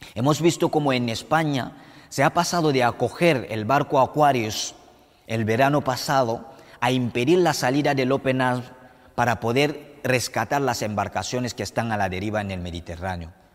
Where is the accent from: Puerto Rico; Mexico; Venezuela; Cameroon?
Cameroon; born or raised there; moved away as an adult; also born or lived in Morocco; now in Spain